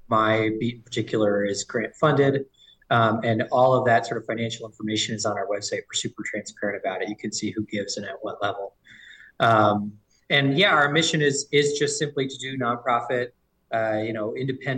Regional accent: St. Paul, Minnesota, United States; also born or lived in Seattle, Washington; I'm from St. Paul. I grew up in Highland Park

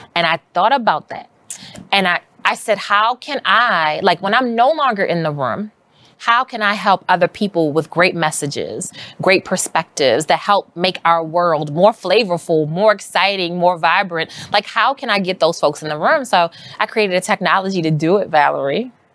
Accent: Baltimore, Maryland, United States; now in New York, United States; I grew up in Baltimore City

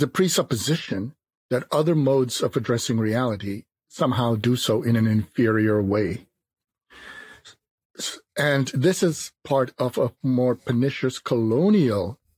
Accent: Jamaica; moved away; also born or lived in New York City, United States; I was born on the island of Jamaica

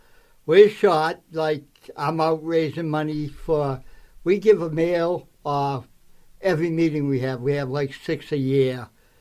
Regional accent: Boston, Massachusetts, United States; I am from Southie.

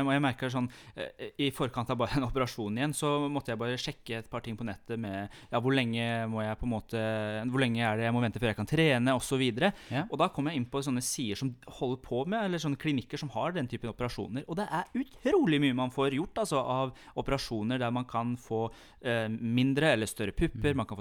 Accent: Iran; Jeg er jo fra Iran

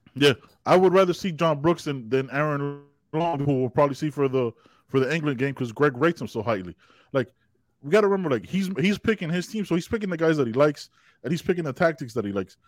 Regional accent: Panama; my home country of Panama

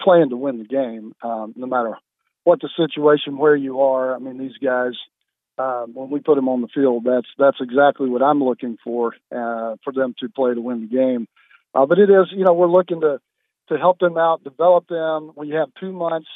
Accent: Winston-Salem, North Carolina, United States; now in Sharpsburg, United States; I grew up in Winston-Salem

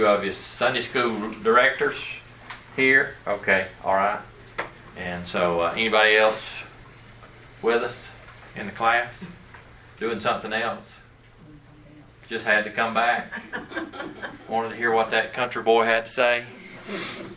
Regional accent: Dalton, Georgia, United States; also born or lived in Snellville, Georgia; I am originally from North Georgia, Dalton area

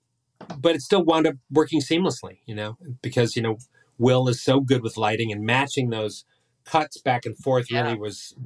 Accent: Michigan, United States; growing up in Michigan like I did.

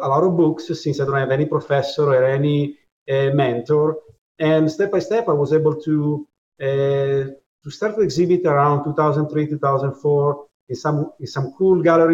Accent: Italy; moved away as an adult; now in New York, United States; I was born in Italy in you know, in 1973

